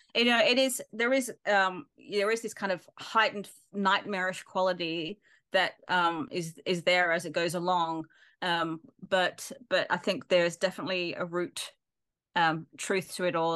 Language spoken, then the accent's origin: English; Perth, Western Australia, Australia; accent: Aussie; moved away as an adult; also born or lived in Manchester; now in United Kingdom; I was born in Manchester and we moved to Australia when I was t-, about two years old in the, in the eighties